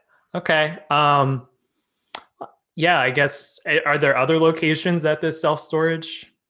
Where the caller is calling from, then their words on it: Pennsylvania, United States; Okay. I'm calling from Pennsylvania.